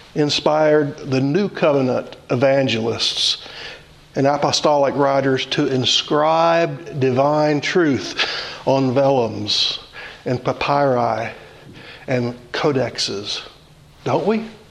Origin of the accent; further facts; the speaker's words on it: Louisiana, United States; I grew up in Louisiana, and my grandmother had fig trees in her yard